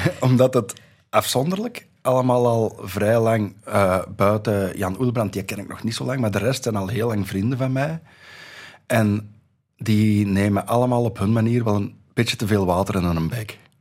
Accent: Dendermonde, Flanders, Belgium; ik ben nog geboren in Dendermonde.

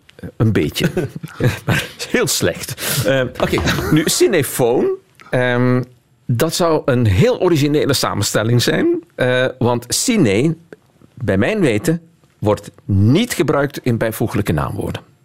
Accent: Flanders, Belgium; voor mij als Vlaming

